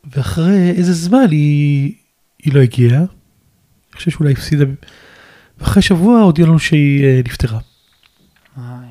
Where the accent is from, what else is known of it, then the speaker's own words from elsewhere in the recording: Ashdod, Southern District, Israel; גדלתי באשדוד